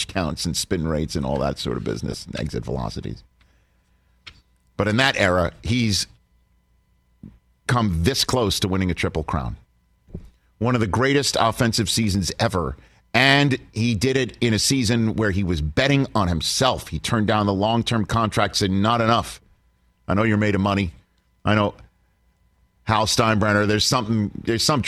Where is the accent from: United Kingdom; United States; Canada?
United States; New York City, New York; growing up in Staten Island, New York